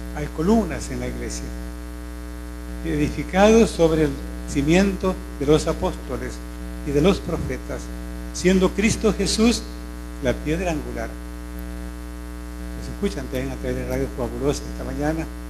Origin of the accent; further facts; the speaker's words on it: Morazán, El Salvador; also born or lived in Jocoro; Yo soy de, de esta zona, soy de Morazán.